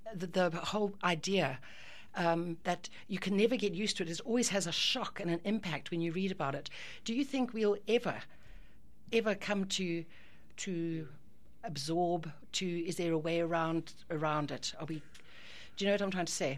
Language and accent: English; Ireland; as an Irish person